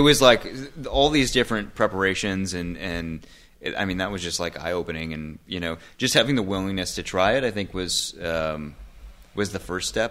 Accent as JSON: {"language": "English", "town": "Maple Grove", "region": "Minnesota", "country": "United States", "tie": "born or raised there", "also_born_or_lived": "Los Angeles", "moved": "as an adult", "said": "I grew up in Maple Grove"}